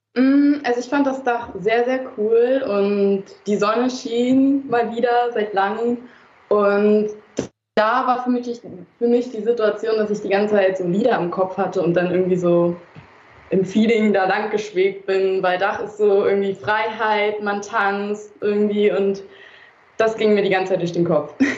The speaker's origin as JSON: {"language": "German", "region": "Berlin", "country": "Germany", "tie": "born or raised there", "said": "aus Berlin, in Berlin geboren sogar"}